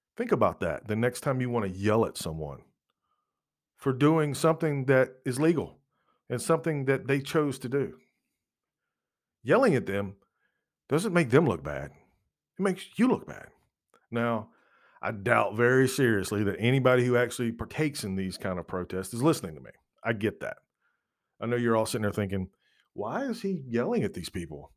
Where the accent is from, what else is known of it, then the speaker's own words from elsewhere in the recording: United States; as an American, as a citizen of what is supposed to be a free country